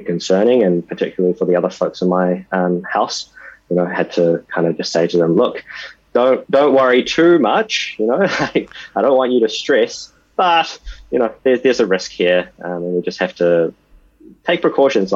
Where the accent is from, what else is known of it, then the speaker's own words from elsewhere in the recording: New Zealand; I was born in New Zealand and my parents are Taiwanese